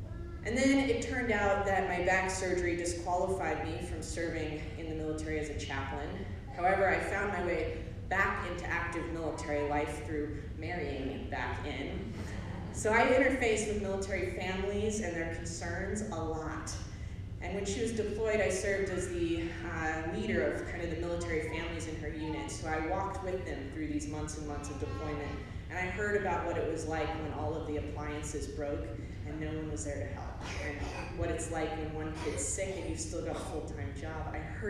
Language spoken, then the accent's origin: English; Camp Pendleton, California, United States; And I was this military kid, and I grew up on Camp Pendleton in Southern California